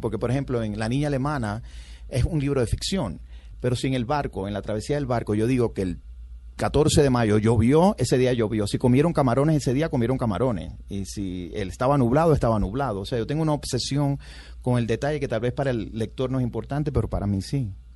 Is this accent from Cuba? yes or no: yes; Cuba; born or raised there; moved away as an adult; now in United States